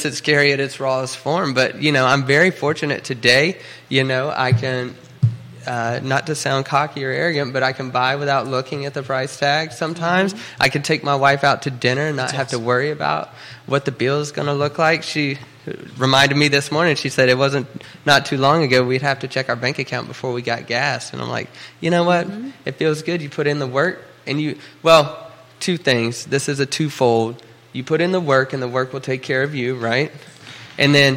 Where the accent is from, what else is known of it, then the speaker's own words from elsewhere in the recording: Oklahoma, United States; now in Charlottesville, United States; I'm actually from Oklahoma